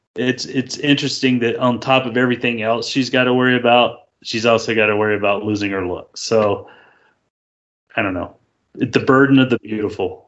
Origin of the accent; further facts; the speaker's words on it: United States; I'm an American